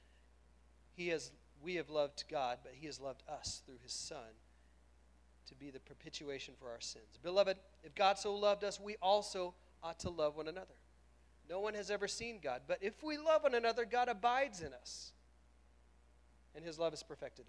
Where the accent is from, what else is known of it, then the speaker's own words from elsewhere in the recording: Oklahoma, United States; I'm from Oklahoma.